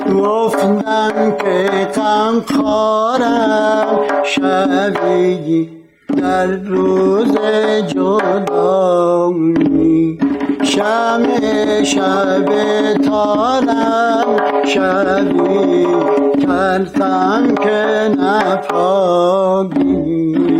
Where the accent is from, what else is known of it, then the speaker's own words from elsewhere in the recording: Tehran, Tehran Province, Iran; در تهران متولد شدم در سنگلک پارک شهر فعلی خونمونم سر کوچه حمام خورشید بود